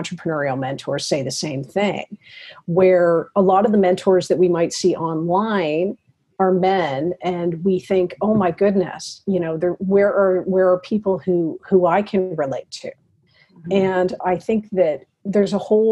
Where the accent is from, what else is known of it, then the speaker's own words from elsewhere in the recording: Toronto, Ontario, Canada; moved away as an adult; now in Ottawa, Canada; I'm from Toronto, so I had my old friends